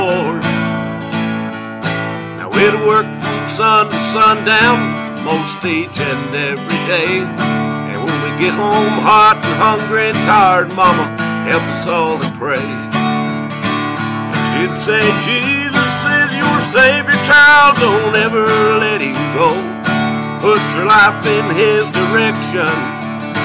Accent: Missouri, United States; I was born and raised down in Missouri, right in the middle of a cotton field

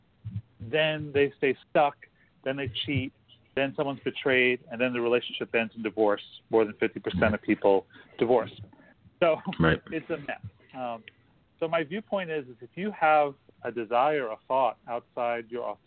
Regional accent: Long Island, New York, United States; moved away as an adult; also born or lived in San Francisco; now in Los Angeles, United States; I grew up in New York. I left when I was 18

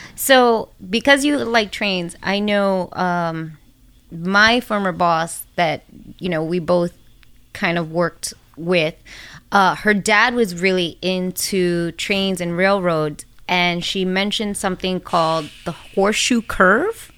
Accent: New York City, New York, United States; also born or lived in Washington Heights, Manhattan; where I grew up in the Bronx was right across the bridge from Washington

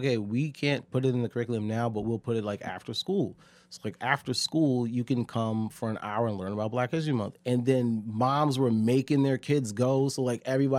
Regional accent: Connecticut, United States; Yeah, I'm from Connecticut.

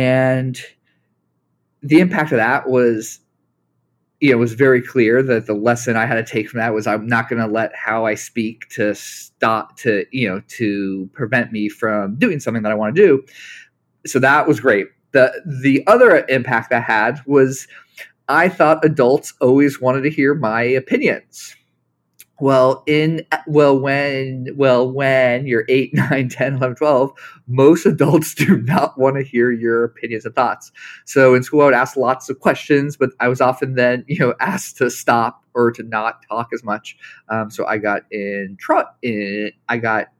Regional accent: Los Angeles, California, United States; I was raised in Los Angeles

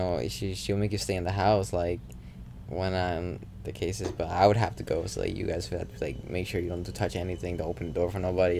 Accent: Puerto Rico; born there; luckily I didn't grow up in the Caribbean, like Puerto Rico. I'm born there, but I didn't grow up there.

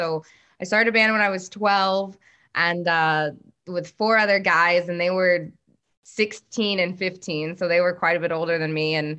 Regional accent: Rowlett, Texas, United States; moved away as an adult; also born or lived in Dallas, Texas; now in Los Angeles, United States; I was born and raised in Dallas, Texas. So I was born in Dallas, and then I was raised in this small little suburb east of Dallas in Rowlett, Texas. And I lived there until I was 22 and moved out to Los Angeles.

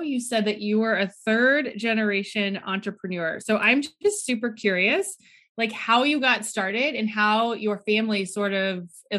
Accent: Ohio, United States; I don't remember how we met, but we're both from Ohio, which is awesome.

